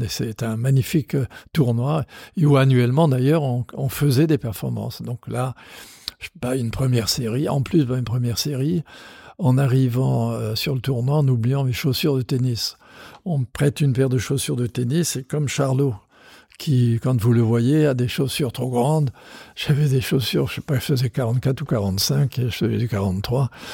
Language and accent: French; Strasbourg, Grand Est, France; Je suis originaire de Strasbourg